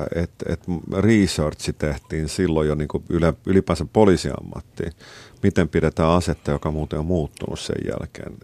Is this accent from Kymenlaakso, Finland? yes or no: no; Helsinki, Uusimaa, Finland; moved away as an adult; now in Stockholm, Sweden; mä olen helsinkiläinen ja mä, mä viihdyn siinä